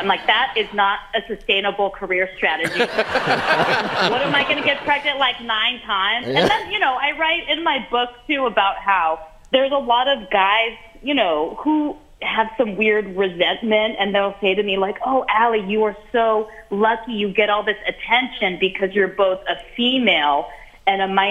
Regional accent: San Francisco, California, United States; my hometown, San Francisco

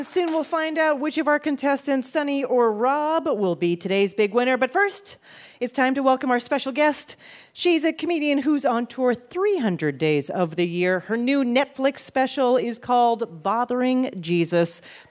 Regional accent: Canada; that's sort of how Canadians feel.

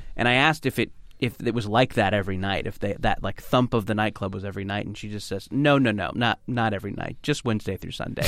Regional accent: Orange County, California, United States; I grew up in Orange County, which is maybe an hour south of L

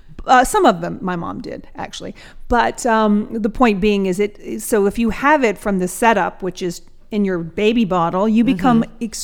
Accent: Atlanta, Georgia, United States; I'm from Atlanta, Georgia.

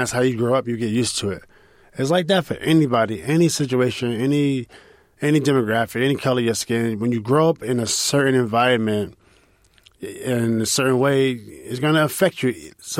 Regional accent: New York City, New York, United States; Yeah, and I grew up in 1979, and then in the 80s, it was tough because although you had your kid moments, you had fun, you were in the park

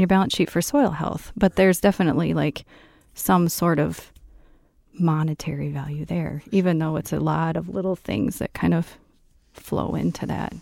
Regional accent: central Iowa, United States; moved away as an adult; now in southwest Minnesota, United States; originally from central Iowa, grew up on a farm and went to school at Iowa State

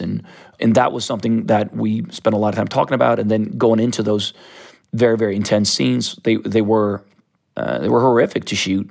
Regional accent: Stockholm, Stockholm County, Sweden; I grew up in Sodom Island, which is a, a very artistic neighborhood of South Stockholm

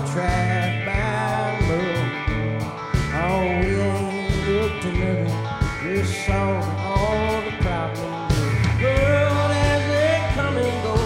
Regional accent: Ellaville, Georgia, United States; I am from South Georgia.

